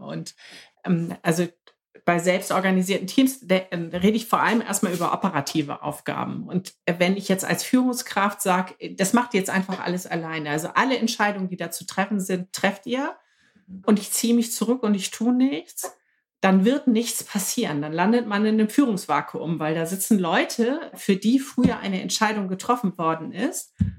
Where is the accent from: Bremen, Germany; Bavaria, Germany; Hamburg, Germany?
Hamburg, Germany; ich komme aus Hamburg, sitze in meinem Hausboot im Harburger Binnenhafen